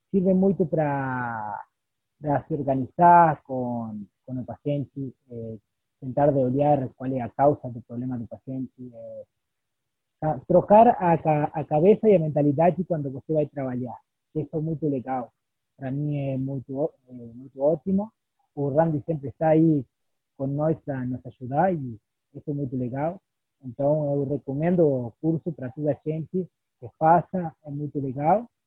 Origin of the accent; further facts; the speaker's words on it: Uruguay; Portuguese is a second language; now in Chuy, Uruguay; eh, eu sou uruguaio, eu é moro na cidade de Chuí, do com o Brasil.